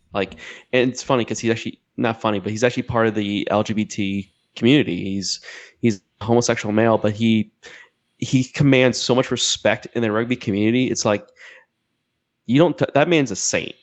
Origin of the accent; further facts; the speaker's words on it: South Florida, United States; growing up in Florida, I mean Florida, like South Florida especially